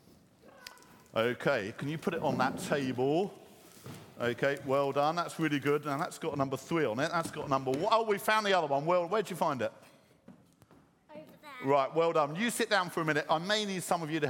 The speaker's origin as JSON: {"language": "English", "town": "Croydon", "region": "London", "country": "United Kingdom", "tie": "born or raised there", "said": "When I was young and growing up in Croydon"}